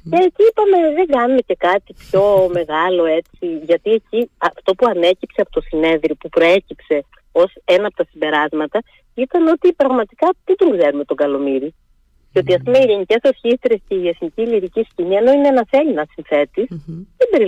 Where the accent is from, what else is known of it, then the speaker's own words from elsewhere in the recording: Heraklion, Crete, Greece; Όταν είχα στο Ηράκλειο